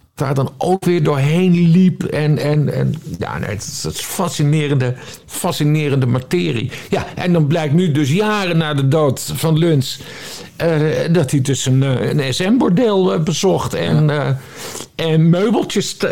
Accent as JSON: {"language": "Dutch", "region": "Friesland", "country": "Netherlands", "tie": "born or raised there", "said": "Ik ben geboren en getogen in Friesland"}